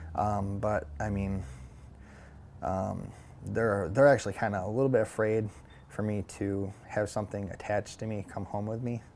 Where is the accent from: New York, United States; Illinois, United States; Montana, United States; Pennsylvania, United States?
New York, United States; Syracuse; now in Rome, United States; I'm originally from Syracuse, New York